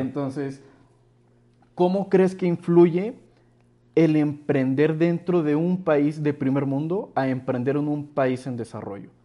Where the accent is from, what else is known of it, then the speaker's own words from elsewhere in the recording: Mexico; te ven la cara del nopalote de, mexicano